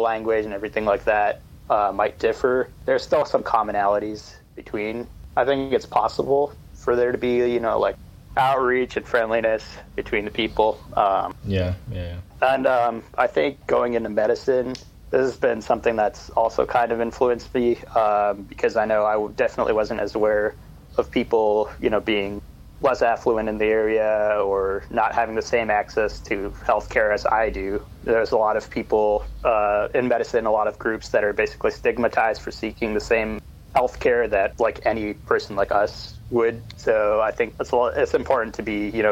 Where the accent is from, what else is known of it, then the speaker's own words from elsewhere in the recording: San Jose, California, United States; coming from more affluent part of San Jose